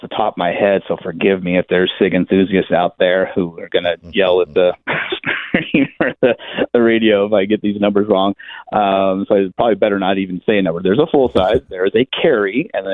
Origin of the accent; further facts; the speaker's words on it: Nevada, United States; moved away; also born or lived in Bay Area, California / San Diego, California; I grew up hunting in Nevada, but I spent a lot of years in the Bay Area and San Diego.